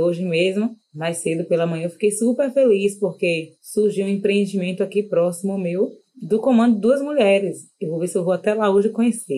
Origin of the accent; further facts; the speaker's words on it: Salvador, Bahia, Brazil; sou daqui de Salvador, da cidade de Salvador